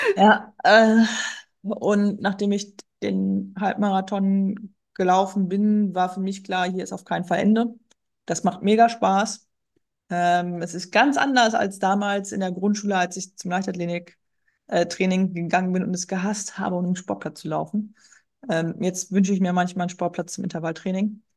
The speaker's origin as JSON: {"language": "German", "area": "North Sea coast", "region": "Northern Germany", "country": "Germany", "tie": "born or raised there", "moved": "as an adult", "lives_now": "Ruhr area, Germany", "said": "ich wohne im Ruhrgebiet. Äh, gebürtig komme ich aus Norddeutschland, okay. von der Nordseeküste"}